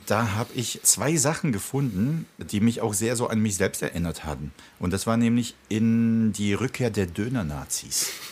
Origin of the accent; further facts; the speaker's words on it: the West, West Germany, Germany; also born or lived in Prague, Czech Republic; Da waren ja viele Türken oder da, wo ich aufgewachsen bin, eher so Aramäer.